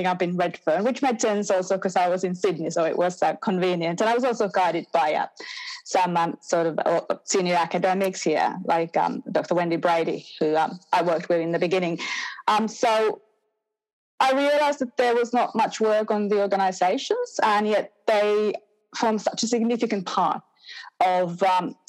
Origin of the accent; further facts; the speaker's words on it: Finland; moved away as an adult; now in Australia; I grew up in Finland, so I'm a settler migrant in Australia, but I've now been here for over 20 years permanently